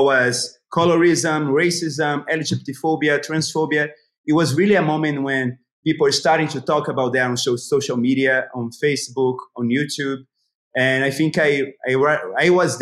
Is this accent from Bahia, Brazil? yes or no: yes; Itabuna, Bahia, Brazil; I was born in Itabuna, a small city in the interior of Bahia